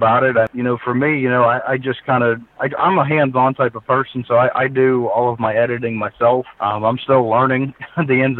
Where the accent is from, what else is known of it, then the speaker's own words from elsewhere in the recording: Pennsylvania, United States; growing up in Pennsylvania, hunting was just a part of life